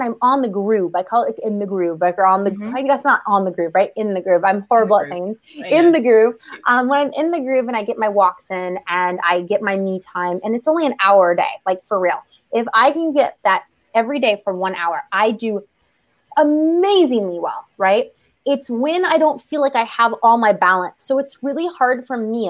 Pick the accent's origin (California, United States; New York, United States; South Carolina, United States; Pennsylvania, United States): California, United States; Southern; I'm from Southern California